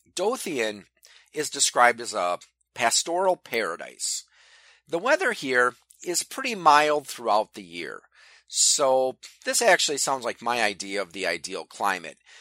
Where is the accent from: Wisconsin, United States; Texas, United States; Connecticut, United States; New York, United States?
Wisconsin, United States; Wisconsin, my home state